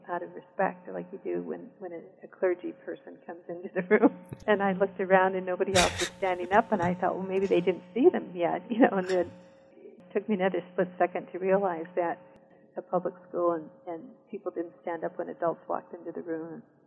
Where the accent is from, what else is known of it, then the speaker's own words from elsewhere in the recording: southern Black Hills of South Dakota, United States; also born or lived in Rosebud Indian Reservation, South Dakota; So I also grew up in the southern Black Hills of South Dakota.